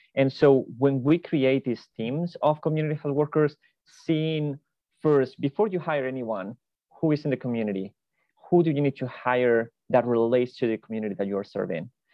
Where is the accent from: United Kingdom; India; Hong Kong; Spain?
Spain; moved away as an adult; now in United States; I am originally from Spain